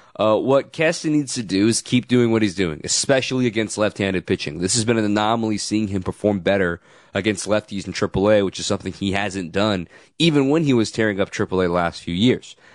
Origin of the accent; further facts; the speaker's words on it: Arizona, United States; moved away; back in my days growing up in Arizona